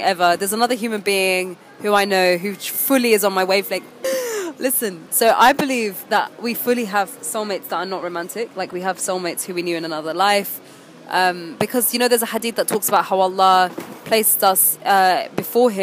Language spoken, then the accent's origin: English; United Kingdom; also born or lived in Egypt; I'm a British Egyptian